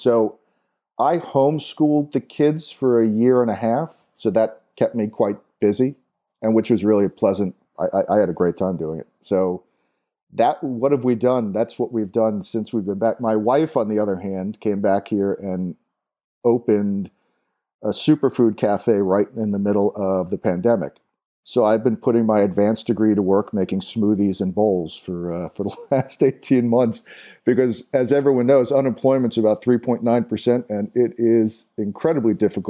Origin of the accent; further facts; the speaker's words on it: New York, United States; I'm from New York, but desperately did not want to move back to New York as much as I love it.